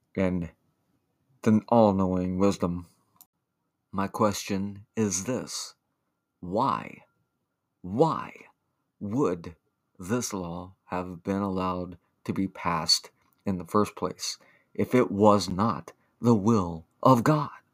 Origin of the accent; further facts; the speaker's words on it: the South, United States; I grew up in Ronald Reagan's America. Poor in the South